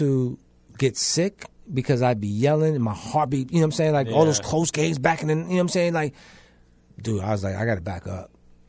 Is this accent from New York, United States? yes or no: yes; Bronx, New York, United States; Listen, you know, I'm from the Bronx, so it makes it easy to be a Yankee fan.